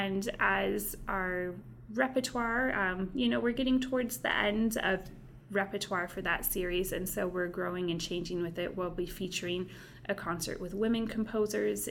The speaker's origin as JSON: {"language": "English", "town": "Omak", "region": "Washington", "country": "United States", "also_born_or_lived": "Cleveland", "said": "I'm actually originally from a little town in north central Washington. I'm from Omak, Washington."}